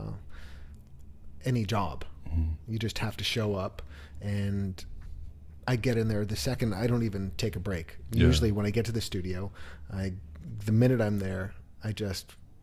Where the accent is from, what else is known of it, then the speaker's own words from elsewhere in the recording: New York City, New York, United States; I grew up in New York City